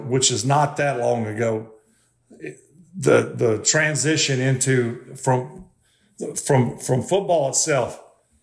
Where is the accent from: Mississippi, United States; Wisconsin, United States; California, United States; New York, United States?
Mississippi, United States; I grew up in Mississippi